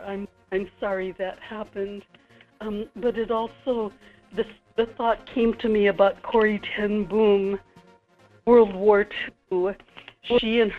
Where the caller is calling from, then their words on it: Kodiak, Alaska, United States; Michael, this is … in Kodiak.